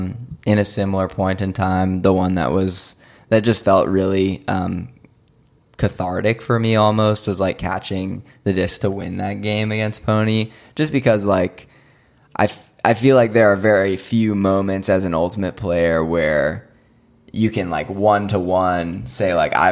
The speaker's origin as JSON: {"language": "English", "town": "Arlington", "region": "Virginia", "country": "United States", "tie": "born or raised there", "said": "people who I played with sort of growing up in Arlington in the DMV area"}